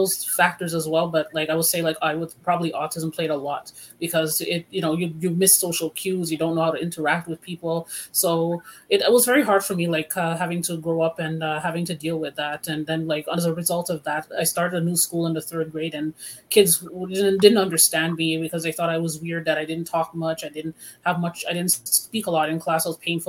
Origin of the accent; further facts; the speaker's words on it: Montreal, Quebec, Canada; I am from Montreal